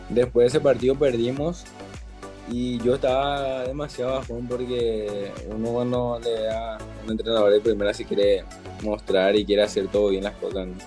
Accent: Azul, Buenos Aires Province, Argentina; mi ciudad natal, que es Azul

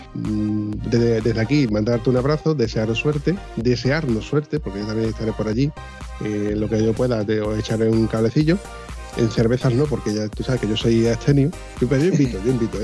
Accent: Huelva, Andalusia, Spain; yo vivo en Huelva, ¿no? Y soy de Huelva

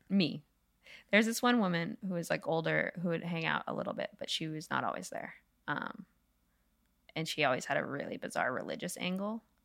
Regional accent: New England, United States; I grew up in New England

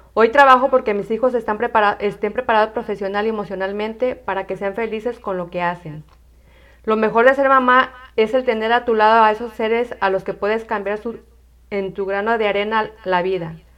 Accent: Tala, Jalisco, Mexico; soy de Tala, Jalisco

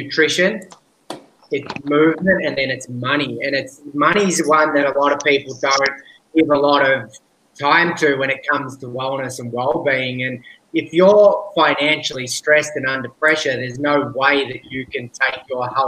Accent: Australia; accent: strong Australian; moved away as an adult; now in Bali, Indonesia; I'm from Australia because I have an extremely strong Australian accent

